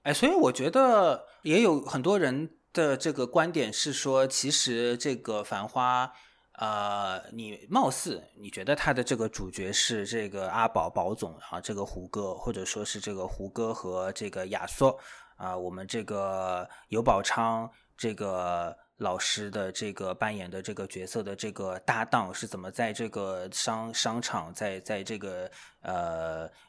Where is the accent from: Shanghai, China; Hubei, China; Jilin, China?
Shanghai, China; 我是这个上海土著 土生土长的这个上海人